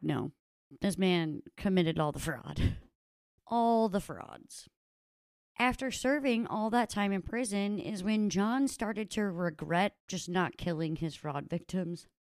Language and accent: English; United States; I am an American